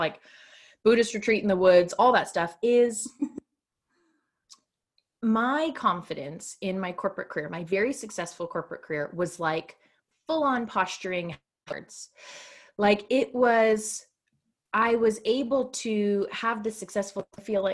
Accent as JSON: {"language": "English", "country": "Canada", "said": "I'm Canadian"}